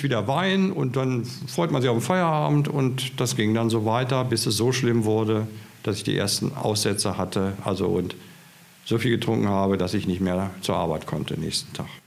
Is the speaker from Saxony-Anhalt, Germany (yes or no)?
no; Hanover, Lower Saxony, Germany; also born or lived in Schleswig-Holstein; now in Potsdam, Germany; gebürtiger Hannoveraner